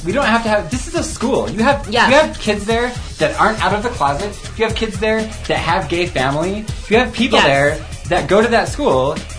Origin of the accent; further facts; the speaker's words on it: Riverton, Wyoming, United States; now in Laramie, United States; I'm from Riverton, by the way, FYI.